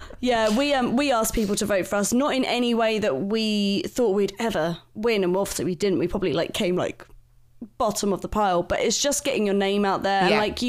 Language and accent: English; Bromley, London, United Kingdom; So I'm originally from London-Kent border, Bromley.